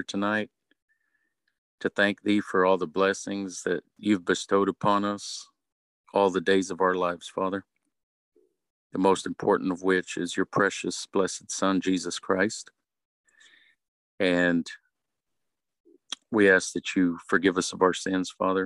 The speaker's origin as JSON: {"language": "English", "region": "West Texas", "country": "United States", "tie": "born or raised there", "moved": "as an adult", "lives_now": "East Texas, United States", "said": "I was born and raised in West Texas, and I don't live there now"}